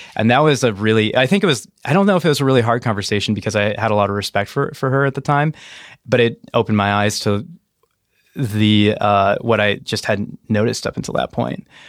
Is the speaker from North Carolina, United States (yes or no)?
no; New Mexico, United States; moved away; I grew up in New Mexico